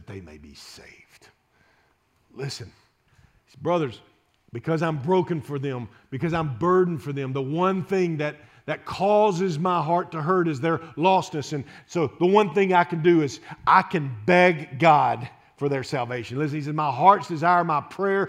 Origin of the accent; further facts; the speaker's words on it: Shreveport, Louisiana, United States; I grew up in Shreveport, Louisiana